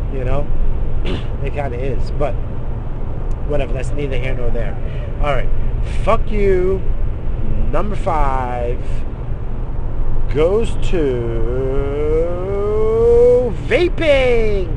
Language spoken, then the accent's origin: English; United States; I'm American